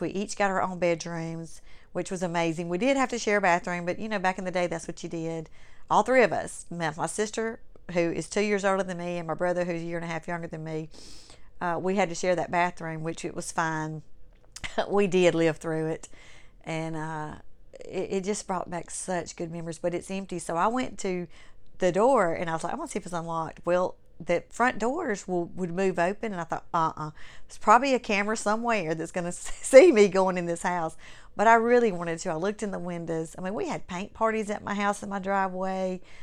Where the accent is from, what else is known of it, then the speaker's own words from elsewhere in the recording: Clinton, Mississippi, United States; I grew up in Clinton, Mississippi. My family moved there when I was in the, in the fifth grade, going into the fifth grade. I was ten years old.